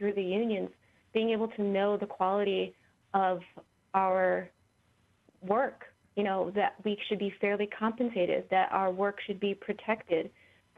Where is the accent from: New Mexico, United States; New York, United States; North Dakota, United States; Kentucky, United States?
New Mexico, United States; Santa Fe; I'm from Northern New Mexico.